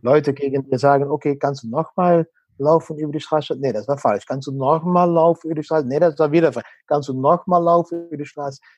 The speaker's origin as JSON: {"language": "German", "country": "Netherlands", "second_language": "German", "moved": "as an adult", "said": "als Holländer"}